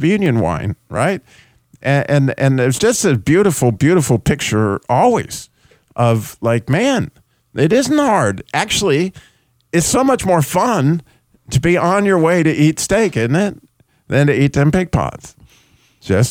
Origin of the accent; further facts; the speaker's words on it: New Mexico, United States; I grew up in New Mexico